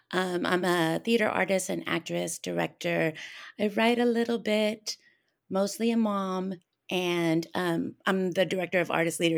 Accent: Phoenix, Arizona, United States; also born or lived in Tucson; Oh, well, I grew up in Arizona, Phoenix and Tucson, and I'm third generation Chicana.

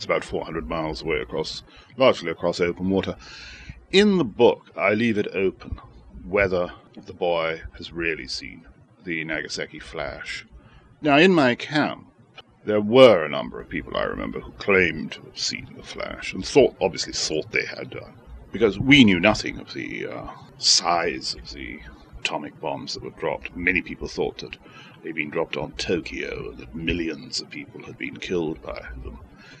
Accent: Shanghai, China; I was born in Shanghai in 1930, and I was there when the Japanese invaded China in 1937 and seized all of Shanghai except the international settlement.

